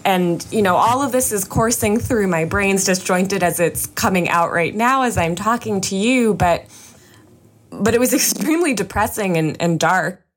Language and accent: English; suburbs of New York, United States; I was just in eighth grade and I grew up in the suburbs of New York